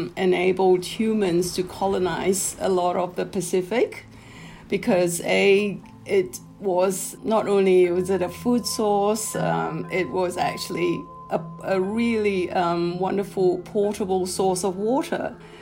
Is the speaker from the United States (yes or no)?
no; Penang, Malaysia; I grew up in Southeast Asia where coconut trees abound